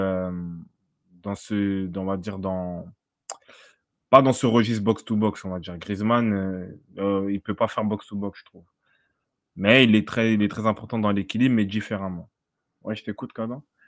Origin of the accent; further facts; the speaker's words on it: France; on est français, on est chauvin